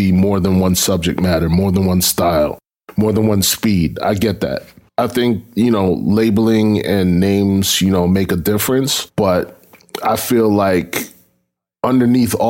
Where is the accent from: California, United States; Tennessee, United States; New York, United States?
New York, United States; New York City; I grew up in Brooklyn.